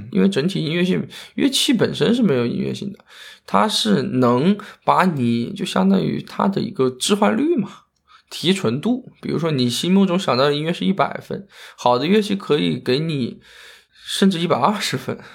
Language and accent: Chinese; Yueyang, Hunan, China; moved away; 我家是岳阳的，我们当时学的第一个就是岳阳楼啊